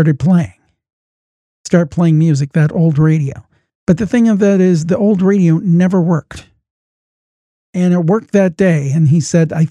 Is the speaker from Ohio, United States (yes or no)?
yes; Cleveland, Ohio, United States; I'm from Cleveland, Ohio